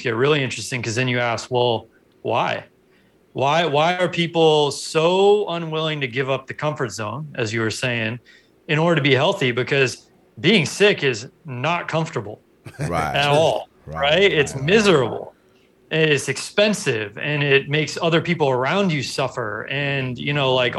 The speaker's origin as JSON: {"language": "English", "town": "Los Angeles", "region": "California", "country": "United States", "tie": "born or raised there", "said": "I grew up in Los Angeles"}